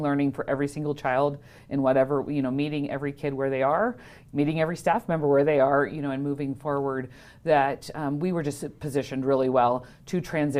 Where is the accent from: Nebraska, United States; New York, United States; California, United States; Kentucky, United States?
Nebraska, United States; also born or lived in Wyoming; now in Fallon, United States; I'm from Nebraska originally